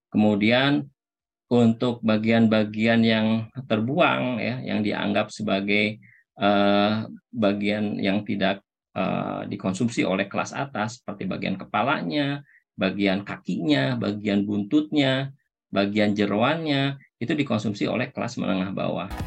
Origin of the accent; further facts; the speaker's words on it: Medan, North Sumatra, Indonesia; Jadi saya kan dari Medan, setiap kunjungan pasti makan ke sini lah.